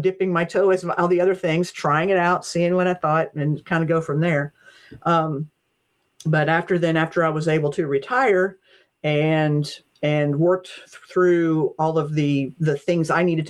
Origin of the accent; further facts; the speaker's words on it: Appalachia, United States; My great grandmother told stories. That's just part of, you know, growing up in Appalachia, you know